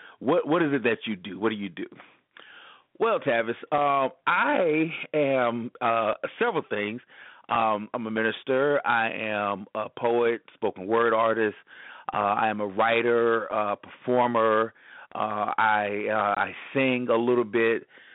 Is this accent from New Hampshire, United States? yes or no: no; Columbia, South Carolina, United States; also born or lived in Orlando / Atlanta / Charlotte; I said, well, I'm originally from Columbia, South Carolina. I was born and raised there. I've lived a few other different places. I've lived in Orlando, Florida, Atlanta, Georgia, Charlotte, North Carolina, and currently back in Columbia, South Carolina.